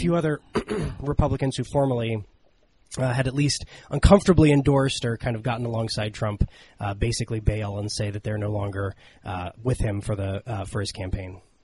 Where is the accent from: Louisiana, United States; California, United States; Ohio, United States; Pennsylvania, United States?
Ohio, United States; my home state of Ohio